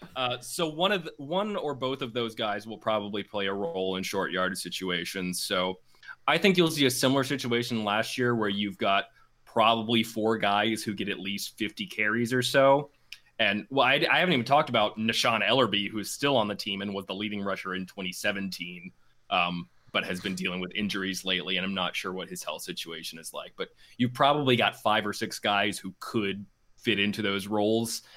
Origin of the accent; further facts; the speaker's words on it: Birmingham, Alabama, United States; moved away; also born or lived in Houston, Texas; I'm originally from Birmingham, um, and a graduate of U A Law